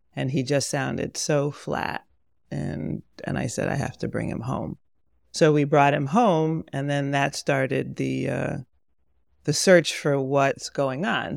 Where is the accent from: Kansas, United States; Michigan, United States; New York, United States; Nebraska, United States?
New York, United States; Pomona; moved away as an adult; also born or lived in Monsey, New York / Berkeley, California; I was raised in Pomona